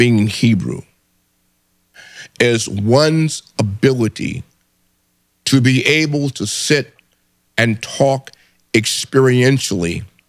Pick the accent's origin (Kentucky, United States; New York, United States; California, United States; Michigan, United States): Michigan, United States; Detroit; I'm in here from Detroit. Glad to see you, young man.